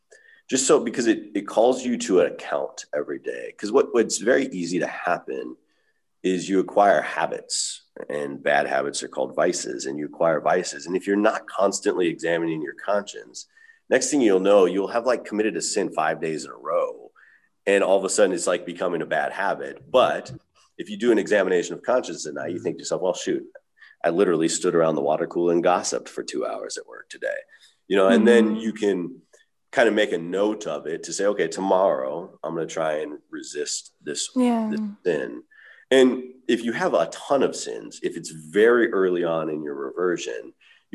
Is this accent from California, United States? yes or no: yes; California, United States; mine too. I grew up in California, so it's just.